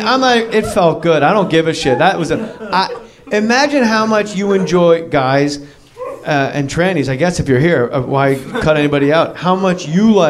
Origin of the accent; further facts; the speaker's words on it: New Jersey, United States; I'm from New Jersey